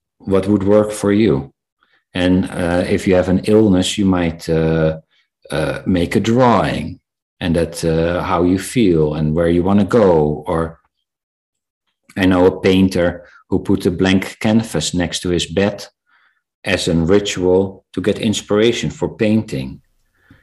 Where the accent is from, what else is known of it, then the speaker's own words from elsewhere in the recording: South Africa; I was born in South Africa